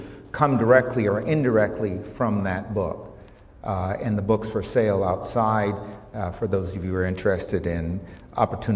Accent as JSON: {"language": "English", "country": "United States", "accent": "strong American", "moved": "yes", "lives_now": "Sydney, Australia", "said": "this rather strong American accent"}